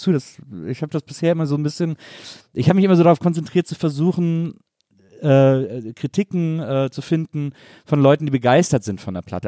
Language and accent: German; Wesseling, North Rhine-Westphalia, Germany; in Wesseling, wo ich herkomme